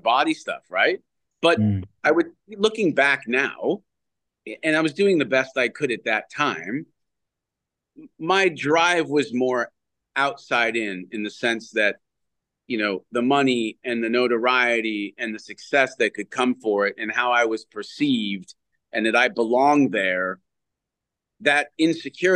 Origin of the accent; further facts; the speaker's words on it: Canada; moved away as an adult; As a Canadian kid